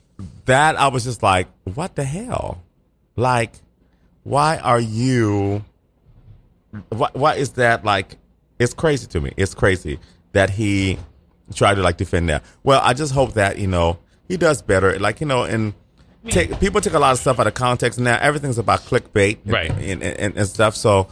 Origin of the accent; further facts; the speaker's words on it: Boston, Massachusetts, United States; growing up in Boston, we used to wear cigarettes a lot. We used to wear cigarettes for everything.